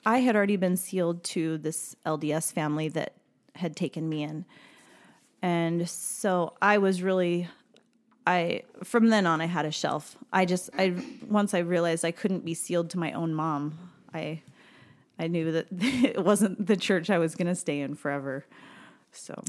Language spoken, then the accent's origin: English; Maryville, Missouri, United States; I grew up in Missouri in a small, uh, town in the northwest corner of the state called Maryville.